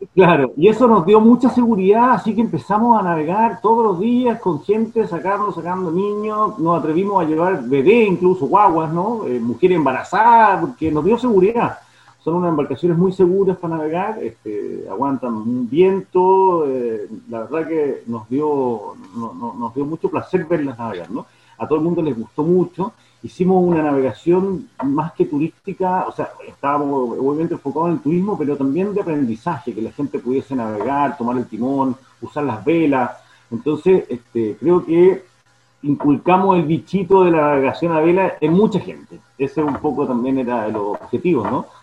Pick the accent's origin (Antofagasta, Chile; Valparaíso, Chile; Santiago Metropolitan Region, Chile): Santiago Metropolitan Region, Chile; Santiago; moved away as an adult; now in Yaguepe, Chile; yo soy oriundo de Santiago Santiago, nací allá, pero desde muy chico, siempre viniendo al